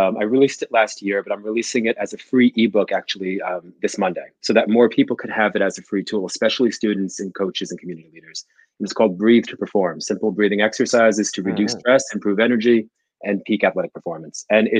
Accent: New Jersey, United States; I grew up in Jersey in a rough neighborhood with no archetype for health or fitness.

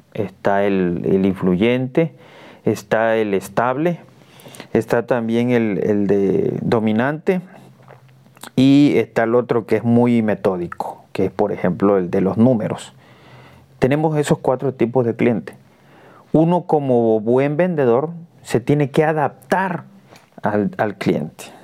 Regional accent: Cunduacán, Tabasco, Mexico; yo soy de Cunduacán, Tabasco

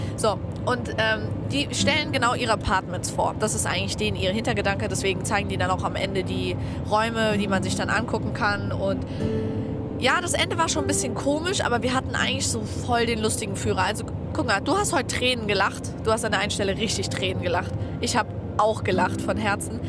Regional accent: Germany; wir sind aus Deutschland

